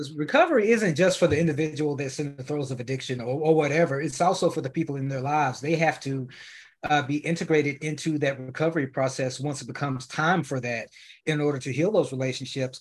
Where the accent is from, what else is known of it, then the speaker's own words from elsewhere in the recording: Memphis, Tennessee, United States; now in Dallas, United States; I currently reside in Dallas, uh, Texas, but I'm originally from Memphis